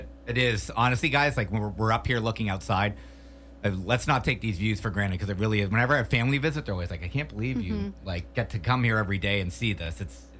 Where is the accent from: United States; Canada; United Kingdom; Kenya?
Canada; moved away; I'm from Canada. I grew up playing hockey, watching lacrosse.